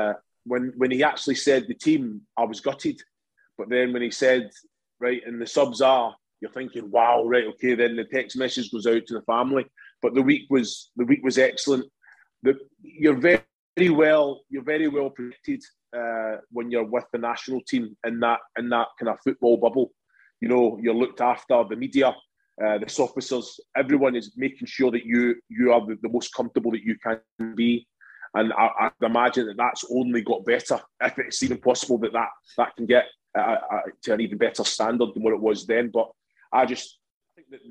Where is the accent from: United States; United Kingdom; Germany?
United Kingdom; Kilmarnock, Scotland; I grew up in Kilmarnock